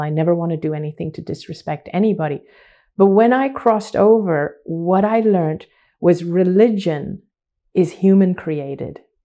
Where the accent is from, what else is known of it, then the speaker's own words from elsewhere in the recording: Hong Kong; I grew up in Hong Kong, which is predominantly a Chinese city